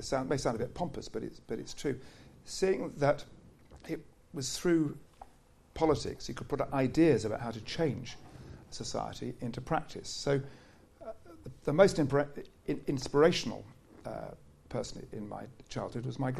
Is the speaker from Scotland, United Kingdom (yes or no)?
no; Essex, East of England, United Kingdom; I come from Essex